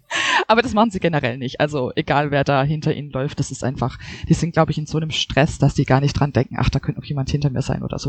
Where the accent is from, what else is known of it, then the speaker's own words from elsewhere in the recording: Germany; also born or lived in Seoul / Munich; bei uns in Deutschland